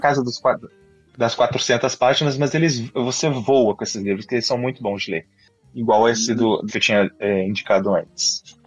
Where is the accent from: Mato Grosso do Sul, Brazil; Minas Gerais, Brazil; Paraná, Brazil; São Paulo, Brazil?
Minas Gerais, Brazil; Juiz de Fora; na cidade onde eu nasci e estudei, fiz a faculdade, Juiz de Fora, Minas Gerais